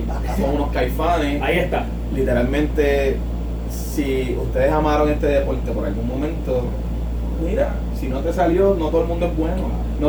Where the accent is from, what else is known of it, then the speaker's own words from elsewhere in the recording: San Juan, Puerto Rico; no, realmente desde Lloret Torres, nacido y criado en Nacido y criado